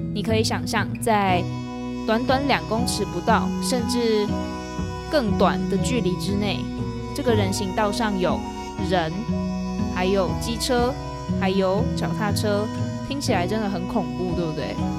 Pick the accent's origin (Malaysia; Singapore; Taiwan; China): Taiwan; 身为一个在台湾住了超过二十三年的土生土长的台湾人